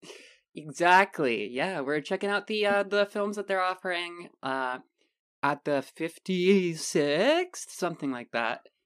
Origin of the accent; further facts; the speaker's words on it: United States; we are dumb American